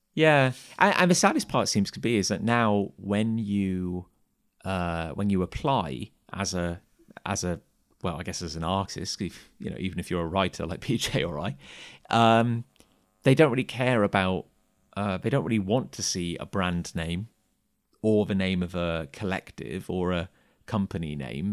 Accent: Gloucester, South West England, United Kingdom; also born or lived in Cheltenham; I grew up just outside of Gloucester

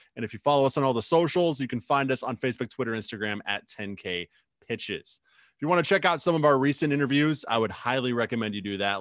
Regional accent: United States; now in Twin Cities, United States; my hometown, back in the Quad Cities

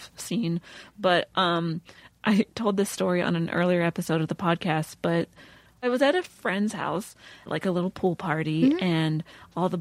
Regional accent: Western Pennsylvania, United States; I'm from Western Pennsylvania.

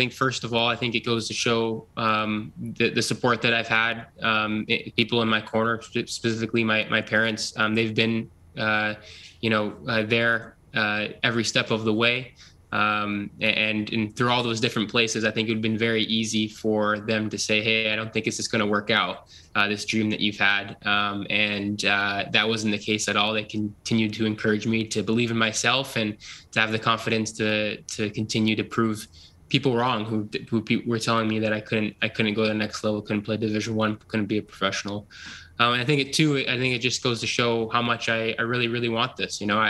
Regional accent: Ontario, Canada; being able to play in front of people who really haven't had the opportunity to watch me play football growing up in Ontario

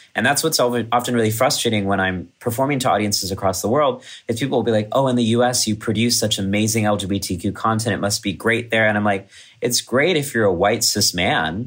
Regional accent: College Station, Texas, United States; moved away; my hometown in Texas

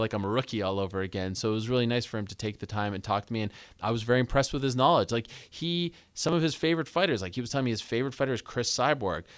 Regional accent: Montreal, Quebec, Canada; I grew up in Montreal, Quebec

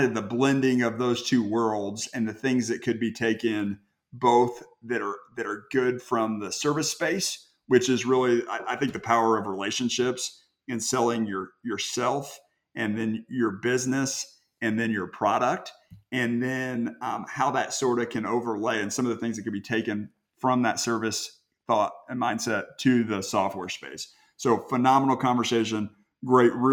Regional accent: Indianapolis, Indiana, United States; I grew up here in Indianapolis.

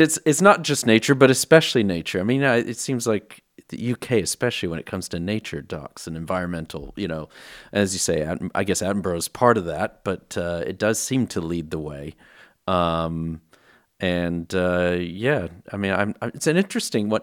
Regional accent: Texas, United States; now in United Kingdom; I'm from Texas originally, based in the U K.

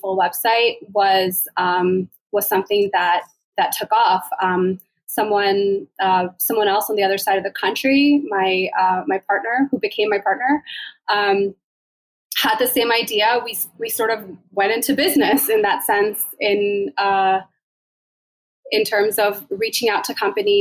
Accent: Maryland, United States; moved away; We're both originally from Maryland.

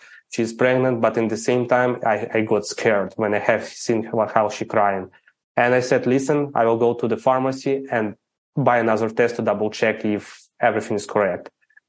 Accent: Ukraine; English is a second language; I'm Ukrainian. I grew up in Ukraine, never been abroad, didn't speak English, had no clue anything about what's happening in other countries. Grow up in the average family.

